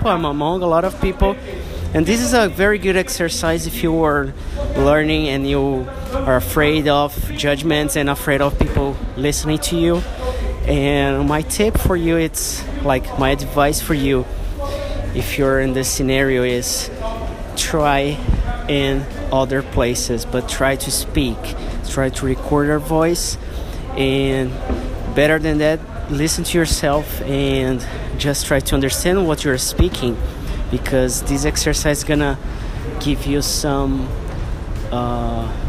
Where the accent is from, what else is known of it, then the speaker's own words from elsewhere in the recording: Brazil; English is a second language; from Brazil speaking in English.